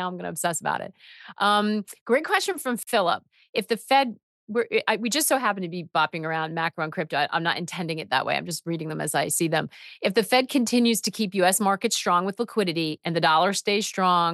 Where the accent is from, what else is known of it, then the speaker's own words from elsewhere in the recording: United States; happy to be American